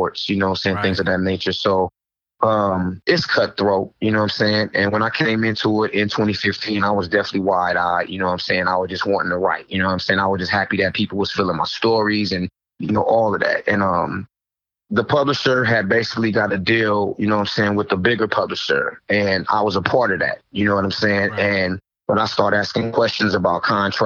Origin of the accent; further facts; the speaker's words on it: the Bay Area, California, United States; I'm actually from the Bay